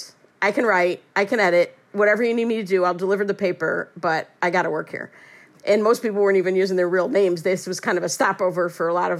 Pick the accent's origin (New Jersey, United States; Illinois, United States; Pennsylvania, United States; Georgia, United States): Illinois, United States; Chicago; also born or lived in Iowa; So I'm from Chicago, but I went away 4 years to Drake University in Iowa. So I came back in May of 1984